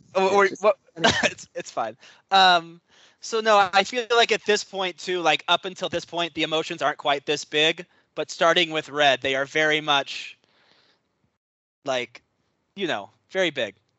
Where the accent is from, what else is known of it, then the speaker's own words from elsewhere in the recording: New York, United States; I'm from New York